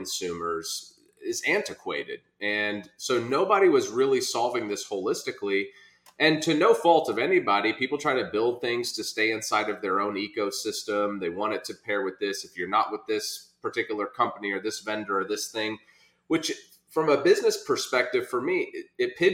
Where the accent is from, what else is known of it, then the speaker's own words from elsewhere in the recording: Norman, Oklahoma, United States; accent: Okie; born and raised in Oklahoma, immigrant father and Okie mom